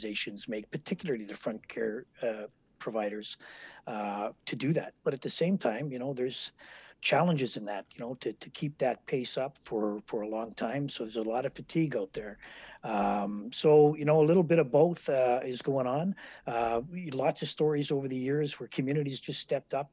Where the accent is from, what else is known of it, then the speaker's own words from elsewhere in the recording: Winnipeg, Manitoba, Canada; also born or lived in Port Moody, British Columbia / Ottawa; I'm born and raised in Winnipeg here.